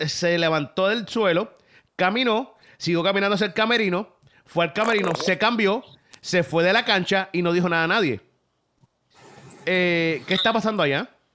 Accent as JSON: {"language": "Spanish", "town": "Caguas", "country": "Puerto Rico", "said": "yo soy de Cagua"}